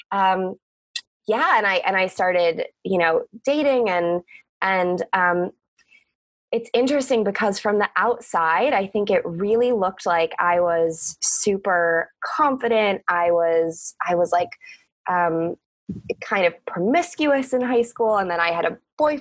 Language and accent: English; Cleveland, Ohio, United States; I was born in Cleveland, Ohio. That's where I grew up